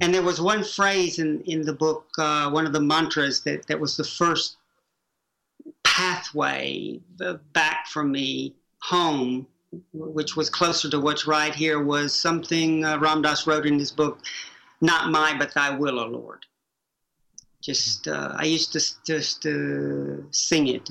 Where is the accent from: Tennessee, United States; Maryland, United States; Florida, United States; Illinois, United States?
Tennessee, United States; Chattanooga; Growing up in Prairie Peninsula, Chattanooga, Tennessee